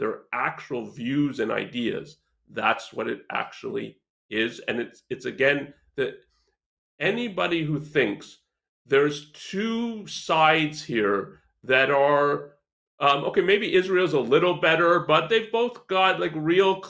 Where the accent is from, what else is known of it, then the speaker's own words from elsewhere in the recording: Canada; I'm Canadian